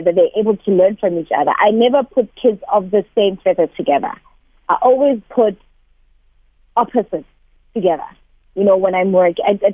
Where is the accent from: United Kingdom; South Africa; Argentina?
South Africa; Thokoza, Gauteng; in a township. I'm from Togoza